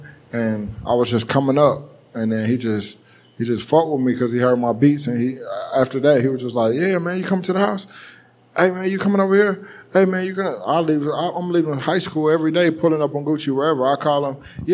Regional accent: Marietta, Georgia, United States; I'm from Marietta

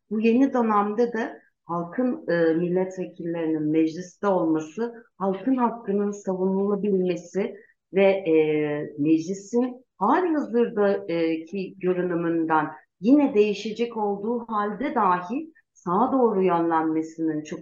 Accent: Gaziantep, Turkey; born there; moved away as an adult; now in Ankara, Turkey; Ee, ben e, 1978'de Gaziantep'te doğdum. E, ee, 18 yaşından beri Ankara'da yaşıyorum. 20 yıldır da avukatlık yapıyorum.

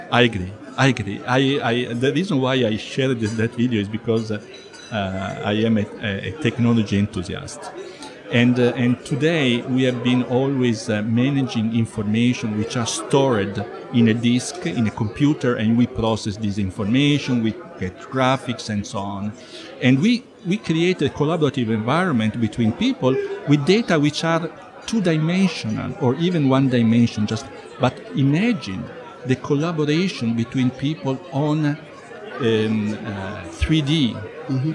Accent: Italy; I am from Italy

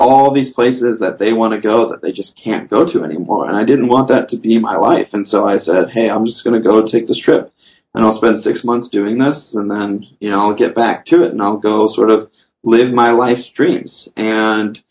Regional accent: the South, United States; I grew up in the South fishing, you know, with worms for bass and panfish

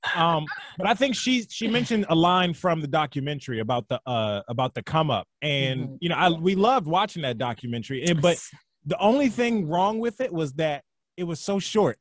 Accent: right outside D.C., Maryland, United States; moved away; I'm originally from Maryland, like right outside D.C.

